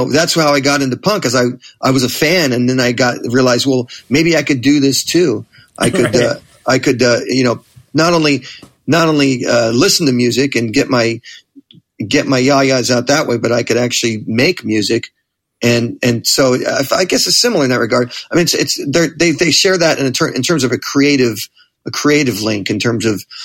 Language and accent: English; Manhattan Beach, California, United States; I grew up in Manhattan Beach, which is another just another suburb in that general area